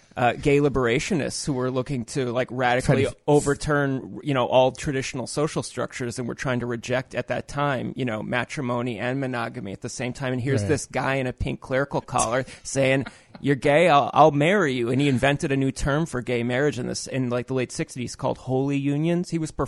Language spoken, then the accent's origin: English; Naperville, Illinois, United States; where I grew up was like an evangelical Christian suburb called Naperville, Illinois.